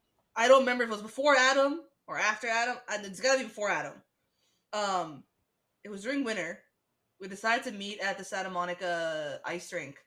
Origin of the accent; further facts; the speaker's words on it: Istanbul, Turkey; I'm from Bolis. We're from Bolis.